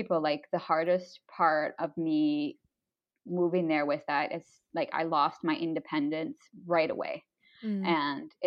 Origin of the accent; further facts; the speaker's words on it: United States; moved away; being American